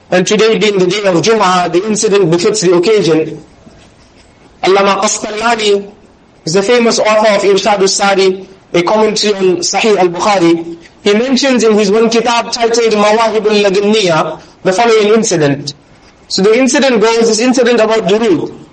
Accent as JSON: {"language": "English", "town": "Durban", "region": "KwaZulu-Natal", "country": "South Africa", "said": "we are from Durban."}